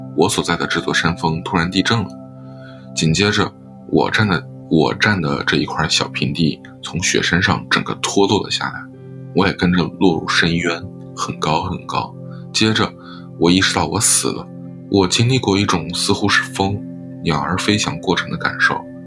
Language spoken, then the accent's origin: Chinese; Taiyuan, Shanxi, China; moved away as an adult; now in London, United Kingdom; 我是出生于山西省太原市，然后就是一个比较，比较算是内陆的一个省会城市吧